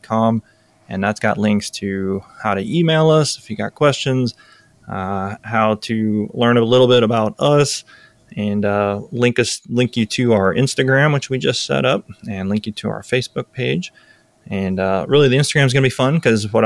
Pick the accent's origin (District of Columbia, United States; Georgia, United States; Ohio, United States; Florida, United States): Florida, United States; Tampa; I grew up around F-16s, growing up around MacDill Air Force Base